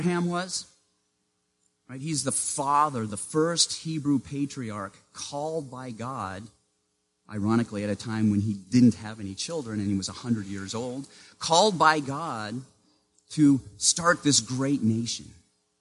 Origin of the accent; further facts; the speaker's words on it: Maine, United States; Growing up in Maine, in the small town where I lived, I was what the school district called a walker